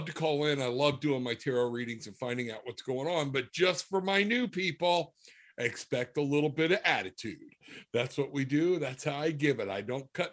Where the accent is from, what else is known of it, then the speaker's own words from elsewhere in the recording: the South, United States; accent: Southern; my Southern accent